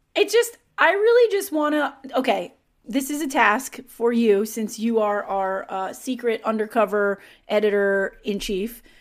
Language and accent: English; New York, United States; I grew up in New York